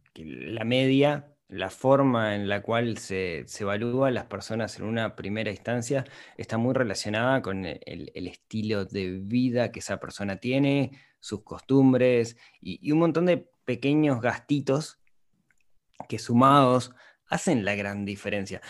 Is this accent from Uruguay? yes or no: yes; Uruguay; Soy un uruguayo, de Uruguay es un país pequeño